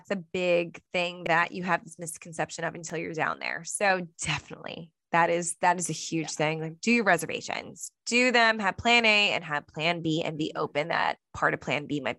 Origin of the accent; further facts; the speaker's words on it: New Jersey, United States; we're from New Jersey